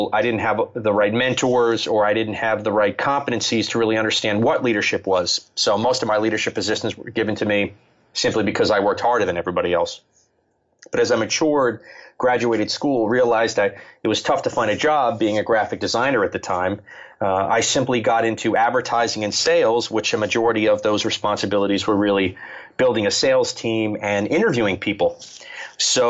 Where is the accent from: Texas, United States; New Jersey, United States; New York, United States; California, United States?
New Jersey, United States; now in South Jersey, United States; I grew up in the central Jersey